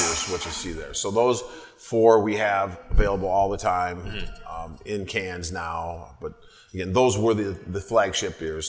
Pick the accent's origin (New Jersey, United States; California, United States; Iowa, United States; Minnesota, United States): Minnesota, United States; St. Paul; I grew up here in St. Paul. About my parents' house where I grew up was less than a mile from Summit Brewery.